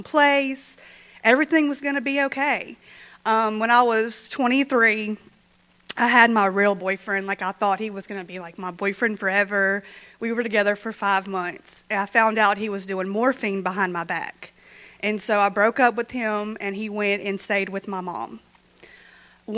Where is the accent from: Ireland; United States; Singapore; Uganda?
United States; Shreveport, Louisiana; now in Minden, United States; I'm originally from Shreveport